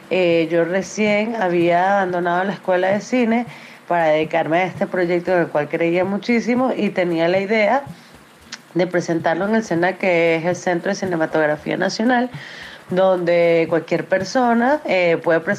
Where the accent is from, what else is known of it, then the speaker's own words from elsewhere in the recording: Venezuela; now in United States; eh, soy cineasta venezolana, eh, ahora radicada en Estados Unidos.